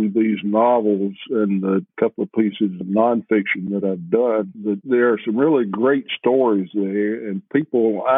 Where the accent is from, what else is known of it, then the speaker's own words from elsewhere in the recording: Tennessee, United States; also born or lived in New Mexico; I grew up in Tennessee